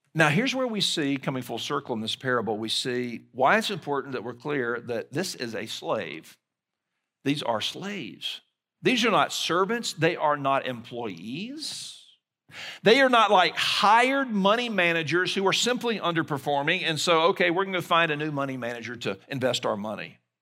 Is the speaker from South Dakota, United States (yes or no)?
no; Mobile, Alabama, United States; moved away; my hometown of Mobile, Alabama